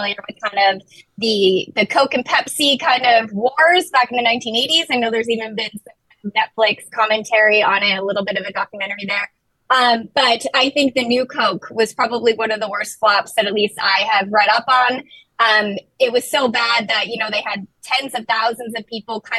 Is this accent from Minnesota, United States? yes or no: yes; Minnesota, United States; moved away; I'm originally from Minnesota